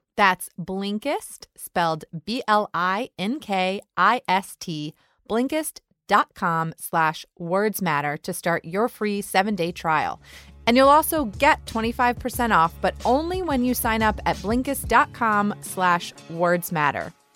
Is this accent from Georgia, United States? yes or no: yes; Georgia, United States; I'm from Georgia